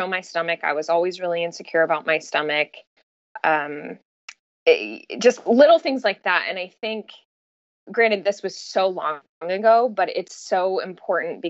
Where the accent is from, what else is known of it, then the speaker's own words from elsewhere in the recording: Southern California, United States; now in San Luis Obispo, United States; I grew up in Southern California.